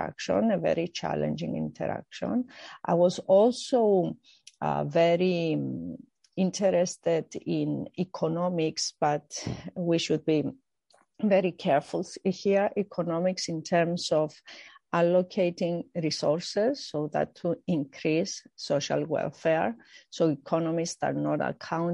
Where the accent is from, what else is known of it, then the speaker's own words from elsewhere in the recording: Cyprus; I grew up in Cyprus